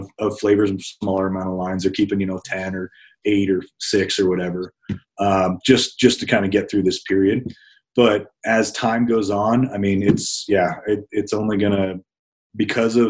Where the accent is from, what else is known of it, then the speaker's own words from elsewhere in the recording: Northern Colorado, United States; I grew up in Northern Colorado